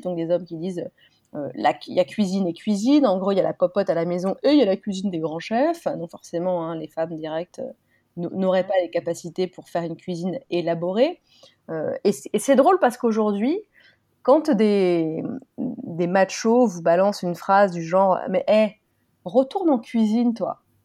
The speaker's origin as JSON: {"language": "French", "country": "France", "said": "nous, en France, on a la galanterie"}